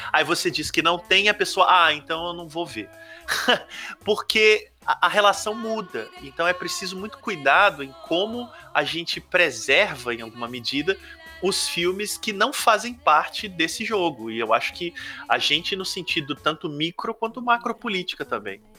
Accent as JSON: {"language": "Portuguese", "area": "Ubá", "region": "a town in inland Minas Gerais", "country": "Brazil", "said": "O Marcos e eu, que somos de Ubar, cidade do interior de Minas"}